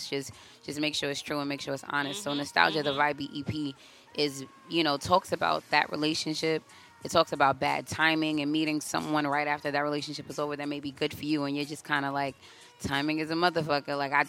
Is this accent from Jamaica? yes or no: yes; Jamaica; I'm Jamaican.